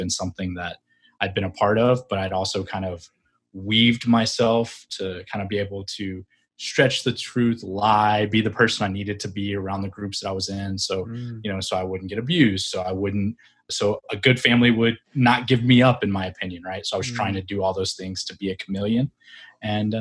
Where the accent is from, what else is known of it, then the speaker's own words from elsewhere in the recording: Fairfield, Texas, United States; moved away as an adult; I grew up in a small town in Texas near Dallas.